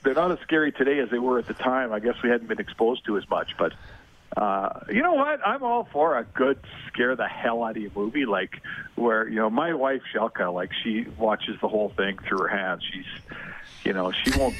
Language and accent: English; Canada; I'm a Canadian